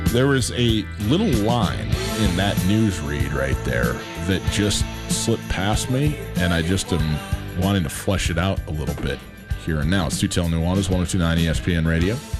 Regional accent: Montana, United States; I was born and raised in Montana, I've lived in Montana for m, m, the vast majority of my life

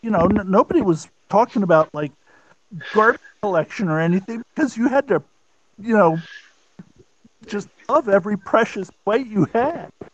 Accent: Wilmington, Delaware, United States; Wilmington, Delaware.

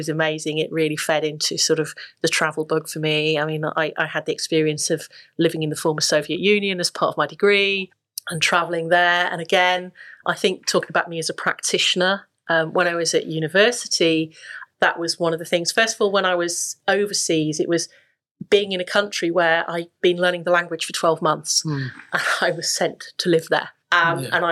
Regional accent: Yorkshire and the Humber, United Kingdom; I grew up in West Yorkshire, which was a very diverse, very, very diverse community

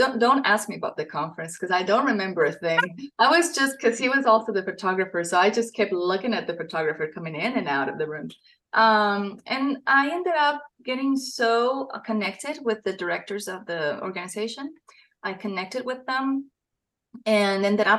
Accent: Costa Rica; moved away as an adult; now in Tennessee, United States; I am from Costa Rica.

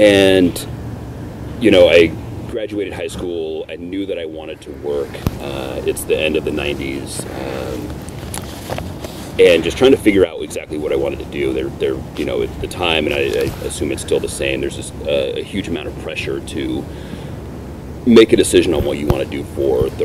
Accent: Portland, Oregon, United States; also born or lived in Long Beach, California; I was raised in and around Portland. But mostly up near Mount Hood

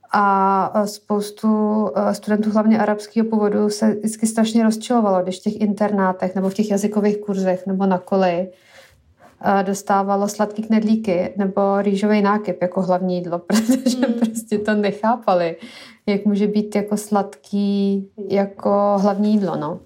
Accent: Syria; moved away; jsem vyrůstala v Sýrii

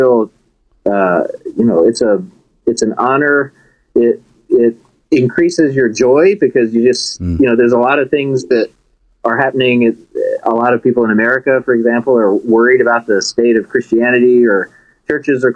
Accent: Bentonville, Arkansas, United States; moved away as an adult; also born or lived in Chicago suburbs / Conway, Arkansas; now in Manhattan, United States; I am originally from Bentonville, Arkansas. So I'm an Arkansas boy, and I like to remind people that there was nothing there when I grew up there

